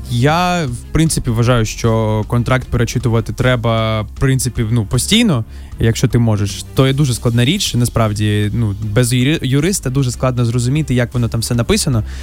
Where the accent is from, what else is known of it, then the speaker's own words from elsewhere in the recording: Mariupol, Donetsk Oblast, Ukraine; ти з Донецька, блін, а я з Маріуполя.